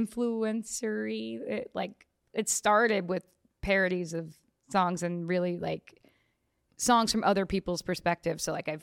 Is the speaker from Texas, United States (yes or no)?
no; New York, United States; also born or lived in New Jersey; now in Los Angeles, United States; New York. And Jersey, like a little bit of both. Started, I was born at Brooklyn, Long Island, yeah, for like half of my life, and then eventually Dirty Jersey.